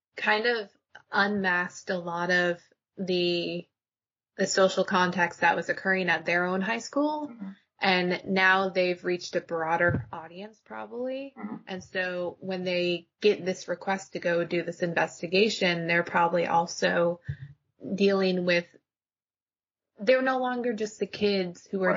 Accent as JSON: {"language": "English", "region": "Alaska", "country": "United States", "tie": "born or raised there", "said": "I grew up in Alaska"}